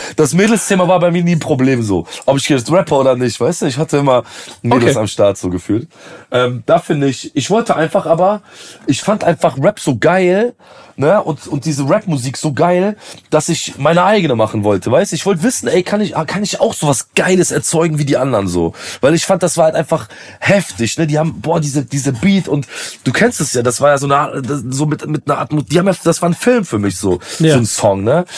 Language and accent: German; Aachen, North Rhine-Westphalia, Germany; ich komme jetzt aus so aus Aachen